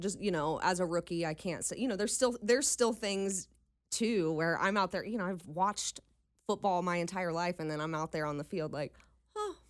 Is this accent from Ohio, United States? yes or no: yes; Dayton, Ohio, United States; moved away as an adult; now in Cincinnati, United States; I'm actually from Dayton